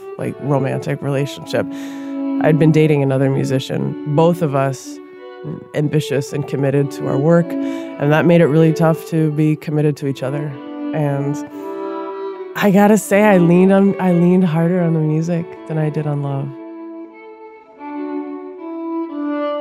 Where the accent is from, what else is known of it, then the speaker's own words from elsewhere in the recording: Minneapolis, Minnesota, United States; I grew up in South Minneapolis